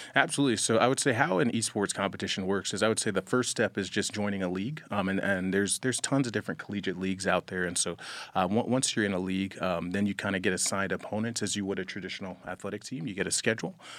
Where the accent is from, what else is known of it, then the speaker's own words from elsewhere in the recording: Jacksonville, Florida, United States; moved away as an adult; I'm originally from Jacksonville, Florida. Um, I've, I've lived there for about over, over twenty years.